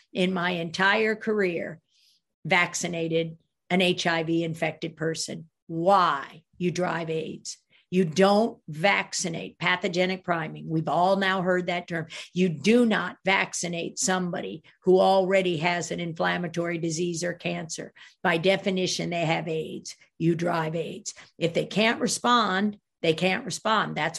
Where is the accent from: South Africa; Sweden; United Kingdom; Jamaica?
Sweden; I'm from Sweden